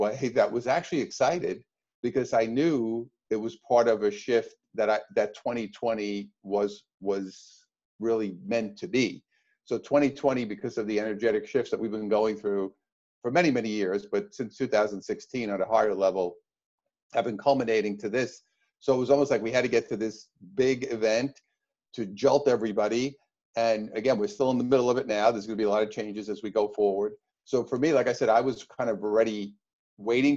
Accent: New York, United States; now in Orange County, United States; I'm from New York originally, and now I live up the road from you here in Orange County.

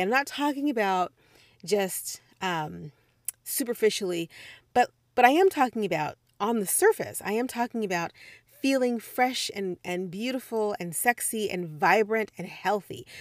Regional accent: Midwest, United States; moved away as an adult; also born or lived in Missouri / Puerto Rico; I am from the Midwest

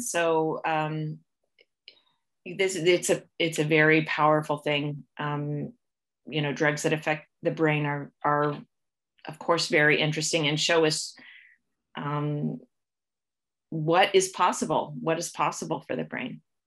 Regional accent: Ohio, United States; moved away as an adult; also born or lived in Kentucky / North Carolina / Canada; now in Toronto, Canada; was born and raised in the United States. Um, I grew up in Ohio

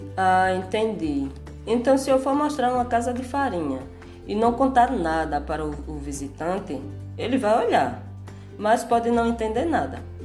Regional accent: Barreiros, Pernambuco, Brazil; also born or lived in Porto Calvo, Alagoas; nasci em Porto Calvo, Alagoas. Morei durante a minha infância no Engenho Muitas Cabras, que fica na área rural de Barreiros.

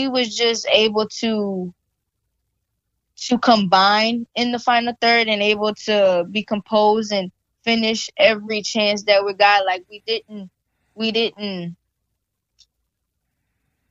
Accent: Louisiana, United States; being that we're from Louisiana

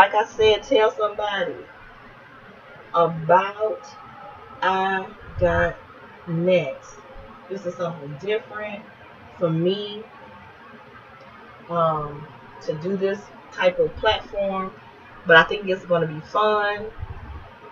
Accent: East Chicago, Indiana, United States; born and raised in East Chicago, Indiana, educated in the public schools of East Chicago

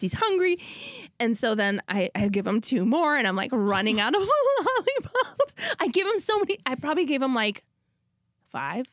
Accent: Minnesota, United States; I'm from Minnesota

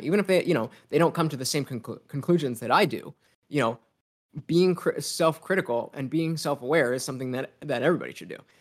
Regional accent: United States; me being an American kid

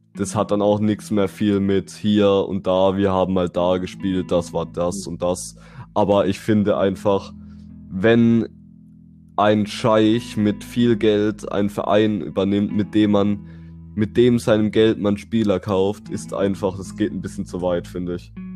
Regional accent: Bruchsal, Baden-Württemberg, Germany; Ich komme auch aus Bruchsal, wie der Dustin

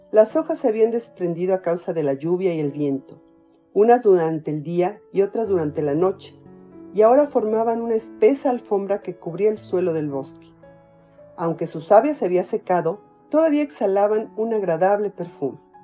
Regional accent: Mexico; soy mexicana, tengo 55 años y vivo en Toluca.

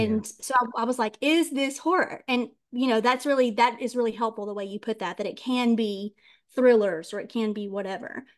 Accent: the Deep South, United States; I was raised in the South and the Deep South, Bible Belt

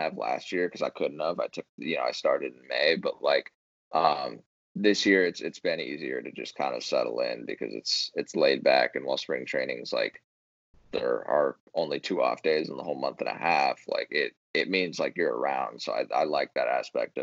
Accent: San Diego, California, United States; moved away as an adult; also born or lived in Arizona; I'm from San Diego

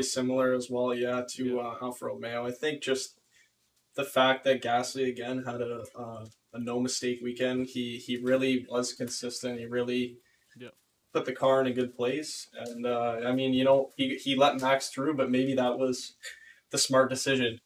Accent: Canada; my hometown or my my home country

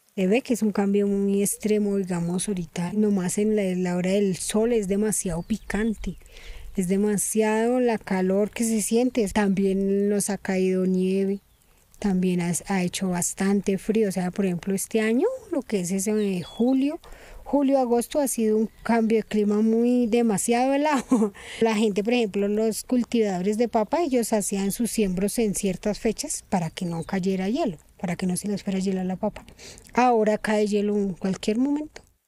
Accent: Sumapaz, Bogotá, Colombia; Yo toda la vida estaba acá en Sumapaz

